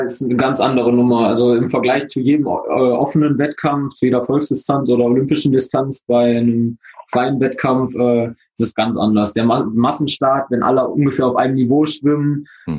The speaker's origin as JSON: {"language": "German", "town": "Oberhausen", "region": "North Rhine-Westphalia", "country": "Germany", "said": "ich komme aus Oberhausen im Ruhrgebiet"}